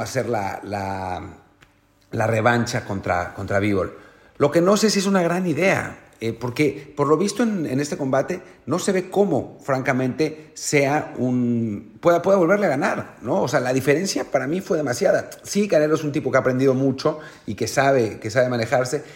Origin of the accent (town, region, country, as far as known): Mexico